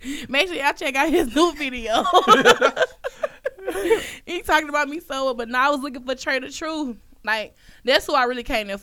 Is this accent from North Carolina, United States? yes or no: no; Alexandria, Louisiana, United States; I'm from Alexandria, Louisiana